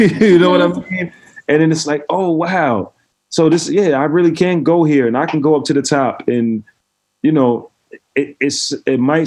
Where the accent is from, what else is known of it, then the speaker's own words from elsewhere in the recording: New York City, New York, United States; I grew up in Brooklyn